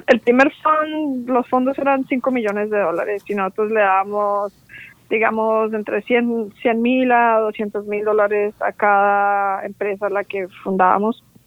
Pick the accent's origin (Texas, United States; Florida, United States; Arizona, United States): Florida, United States; Orlando; also born or lived in Bogotá, Colombia; now in San Francisco, United States; Yo nací en Bogotá, Colombia, y vine con mi familia. Como a los siete años tenía yo cuando emigramos a Estados Unidos, a la Florida. Y, me, crecí ahí en, Orlando, Florida, hasta college